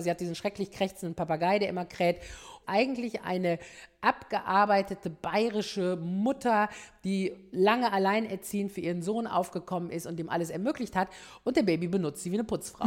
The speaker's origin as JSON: {"language": "German", "area": "Ruhr area", "region": "North Rhine-Westphalia", "country": "Germany", "said": "ich komme aus dem Ruhrgebiet"}